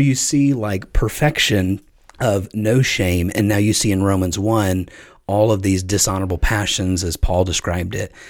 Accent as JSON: {"language": "English", "town": "Chattanooga", "region": "Tennessee", "country": "United States", "tie": "born or raised there", "also_born_or_lived": "Virginia", "moved": "yes", "said": "I grew up in Chattanooga, Tennessee, which was also, I thought, true South"}